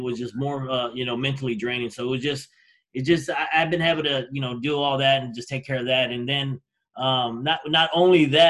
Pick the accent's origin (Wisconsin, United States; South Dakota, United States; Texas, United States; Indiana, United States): Texas, United States; moved away; I'm from there